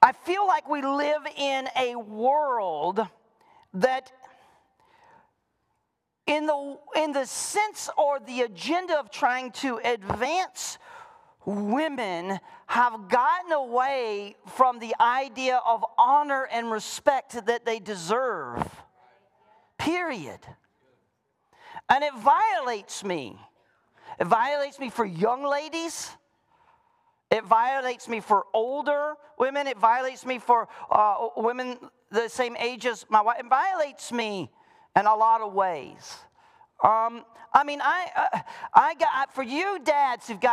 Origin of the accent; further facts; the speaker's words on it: the South, United States; moved away; I was raised in the South